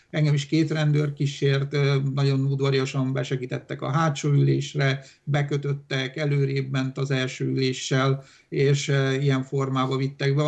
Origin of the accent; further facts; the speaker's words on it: Hungary; first language Romanian; Hungarian is a second language; én Magyarországon születtem